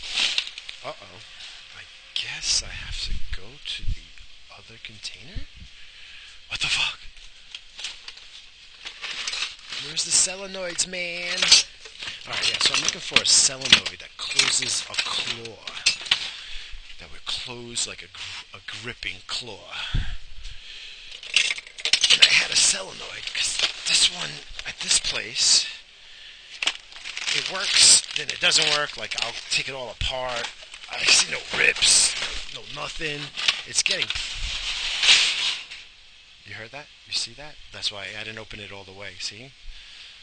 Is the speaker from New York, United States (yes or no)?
yes; New York, United States; I grew up in New York. I don't trust nobody. I'm from New York.